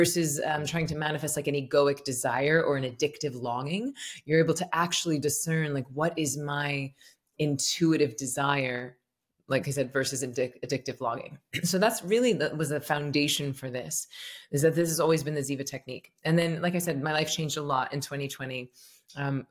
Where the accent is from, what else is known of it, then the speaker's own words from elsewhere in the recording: Tallahassee, Florida, United States; I'm from Tallahassee, Florida, and I was raised Southern Baptist.